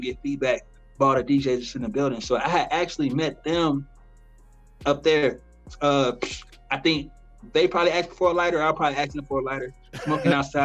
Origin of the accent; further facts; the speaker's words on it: the South, United States; I'm from the South, so you're gonna hear the South in me